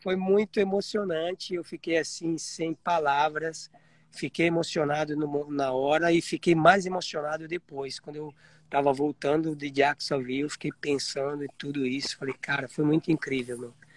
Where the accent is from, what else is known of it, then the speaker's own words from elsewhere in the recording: Piedade, São Paulo, Brazil; now in Florida, United States; Eu sou de Piedade, sou do interior de São, sou em Piedade, interior de São Paulo.